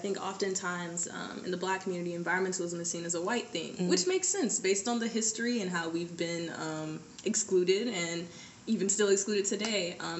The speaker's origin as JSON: {"language": "English", "town": "Birmingham", "region": "Alabama", "country": "United States", "tie": "born or raised there", "said": "I'm from Birmingham, Alabama. I know I don't have an accent. And so I grew up with my grandmother in, like, the deep backwoods part of Alabama."}